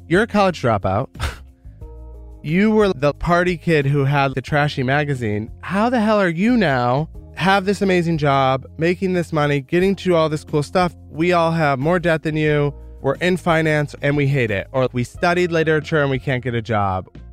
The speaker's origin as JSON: {"language": "English", "region": "rural Michigan", "country": "United States", "tie": "born or raised there", "moved": "yes", "said": "Grew up in rural Michigan"}